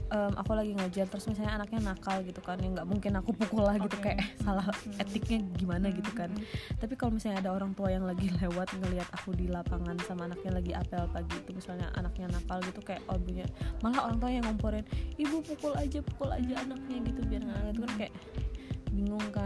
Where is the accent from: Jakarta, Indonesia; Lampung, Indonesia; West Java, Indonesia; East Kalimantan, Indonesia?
West Java, Indonesia; Bandung; kalau kita kan dari Bandung ya kelihatan ya intonasi mana yang marah mana yang enggak